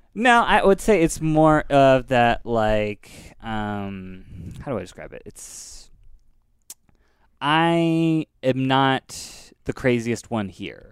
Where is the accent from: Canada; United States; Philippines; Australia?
United States; Northern California; moved away as an adult; now in Los Angeles, United States; I grew up in Northern California